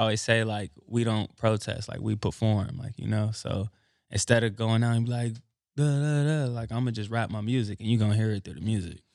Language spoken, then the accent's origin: English; Los Angeles, California, United States; I'm from Los Angeles, Crenshaw District